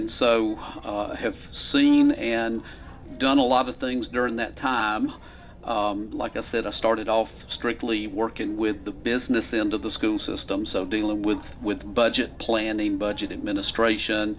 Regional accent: Griffin, Georgia, United States; I grew up the road in Griffin, so not too far away, but I'm a product of Griffin Spalding County Schools and graduated

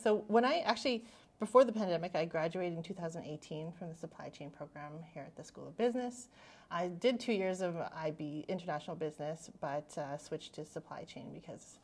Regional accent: Saddle Lake Cree Nation, Alberta, Canada; I'm from Satellite Cree Nation across the lake from Terry

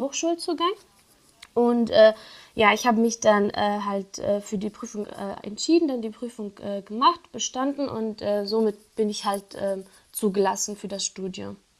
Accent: Syria; German is a second language; moved away as an adult; now in Kassel, Germany; ich komme ja ursprünglich aus Syrien und äh, wegen mhm. des Kriegs müssten wir dann halt fliehen

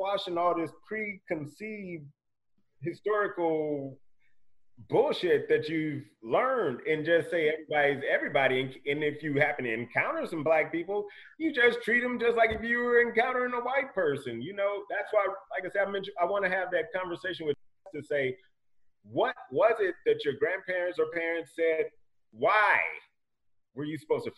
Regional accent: East St. Louis, Illinois, United States; now in Mesa, United States; I grew up in East St. Louis, and it's 99% black

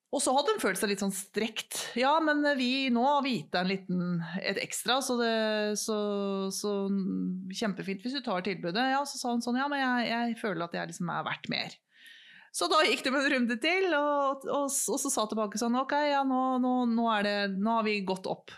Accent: Norway; vi er to stykker fra Norge

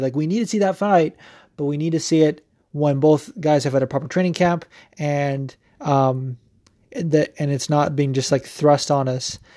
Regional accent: West Coast, United States; now in New Jersey, United States; I'm actually from the West Coast, but that doesn't matter. I'm living in New Jersey

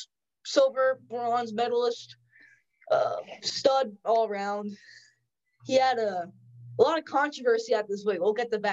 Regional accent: United States; since I'm an American.

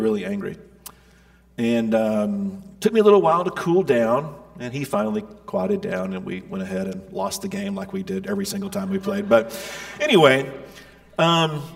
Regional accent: Middle Tennessee, United States; I grew up in Middle Tennessee

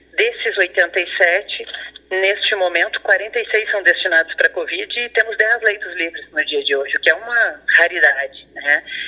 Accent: Pelotas, Rio Grande do Sul, Brazil; also born or lived in Porto Alegre; mesmo sendo pelotense

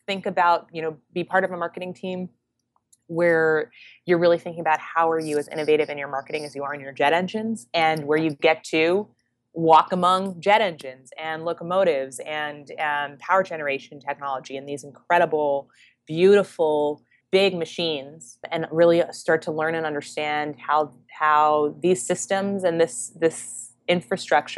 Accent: Canada; moved away as an adult; now in New York, United States; I'm Canadian, proud Canadian, so I moved to New York after graduating

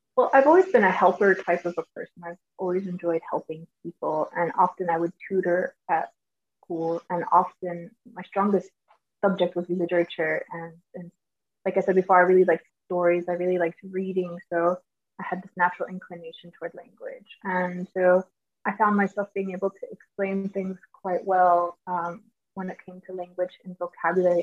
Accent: Georgia, United States; first language English; moved away; growing up in Georgia, we had a large uh, Hispanic population.

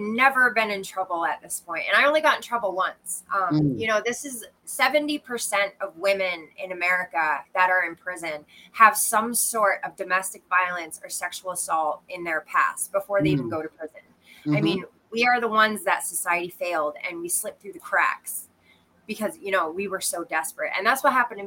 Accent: Maine, United States; moved away as an adult; also born or lived in Quincy, Illinois / Brooklyn, New York; now in Texas, United States; when my father got a job at the University of Maine, we moved up there and I spent most of my childhood there.

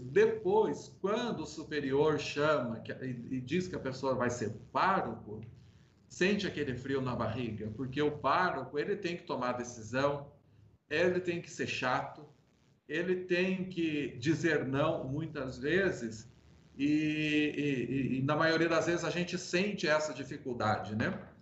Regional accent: Toledo, Minas Gerais, Brazil; Sou mineiro, natural da cidade de Toledo, ali no sul de Minas Gerais

